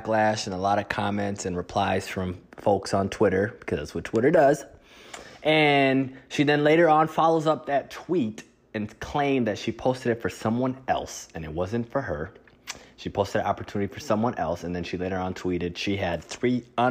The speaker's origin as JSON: {"language": "English", "region": "Midwest", "country": "United States", "said": "both of us being from the Midwest"}